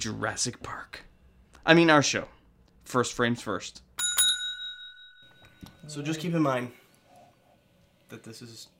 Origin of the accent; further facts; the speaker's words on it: Canada; We're Canadian filmmakers